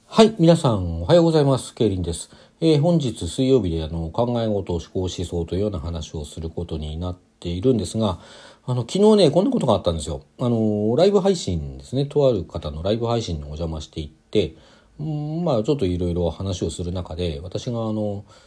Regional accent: Hokkaido, Japan; 北海道出身ですけども

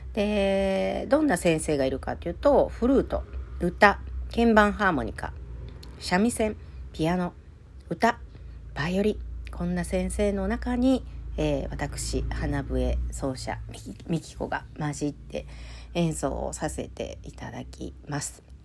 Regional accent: Kansai, Japan; 関西人なんでね

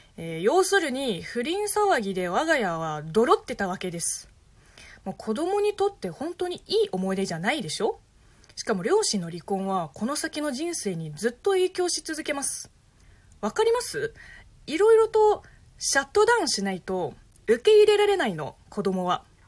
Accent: China; Japanese is a second language; moved away as an adult; now in Japan; 中国生まれ中国育ち在日3年目の中国人

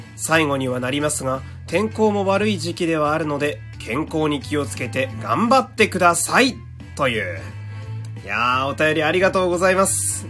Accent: Fukui, Japan; 私の地元でこういうので言うと、福井市

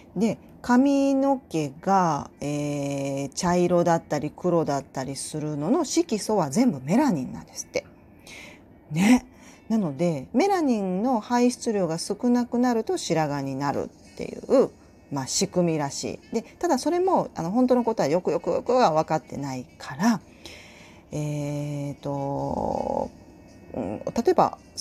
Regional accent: Tokushima, Japan; accent: Tokushima dialect (Awa dialect); moved away; also born or lived in Hyogo; 私が徳島出身な ので、えー、徳島弁まみれで育ったんですよ。

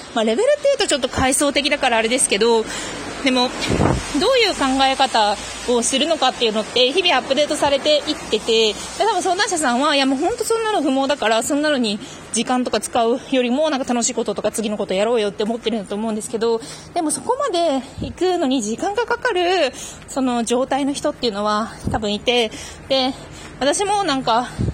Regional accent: Fukuoka, Japan; also born or lived in Yamanashi; now in Tokyo, Japan; 私もね出身がね福岡なんですけど

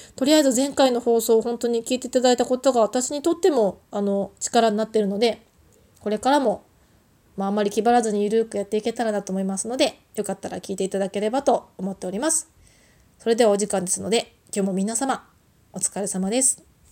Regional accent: Tohoku, Japan; moved away; 出身が東北なので

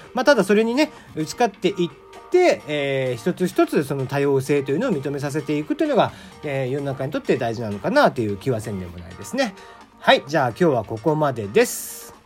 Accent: Kagoshima, Japan; 僕鹿児島生まれなんで

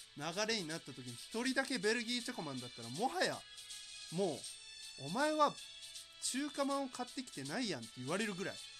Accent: Yamaguchi, Japan; 僕山口県なんですけど、山口県のね、セブンイレブンで、僕が小6とか、中1とかぐらいに、こう、塾に通ってた

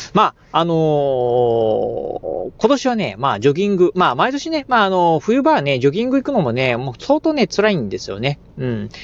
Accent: Kochi, Japan; now in Okayama, Japan; 生まれも育ちもですね、えー、南国高知、まあ、高知県のね、出身

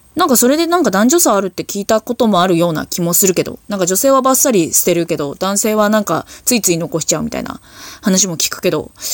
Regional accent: Hokkaido, Japan; 地元北海道

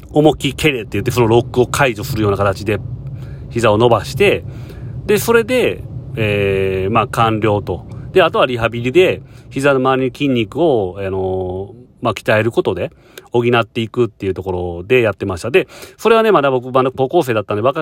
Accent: Japan; now in Hong Kong; 僕とか日本人からしたらね

